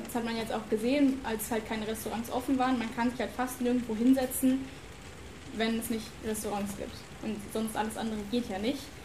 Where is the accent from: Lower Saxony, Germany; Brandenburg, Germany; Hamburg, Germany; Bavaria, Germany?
Brandenburg, Germany; now in Lüneburg, Germany; ich bin in Brandenburg aufgewachsen